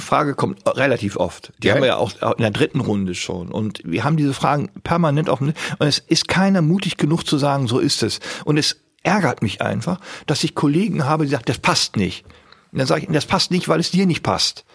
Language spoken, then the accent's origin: German; Bielefeld, North Rhine-Westphalia, Germany; ich bin ja in Bielefeld geboren. Die Stadt gibt's wirklich. Und ich sage immer, ich bin aus der Stadt des Puddings